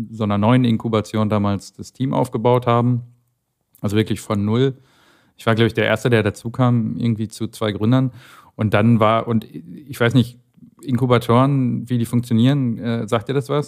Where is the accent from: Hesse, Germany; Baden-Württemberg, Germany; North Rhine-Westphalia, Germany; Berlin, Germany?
North Rhine-Westphalia, Germany; Aus dem Ruhrgebiet.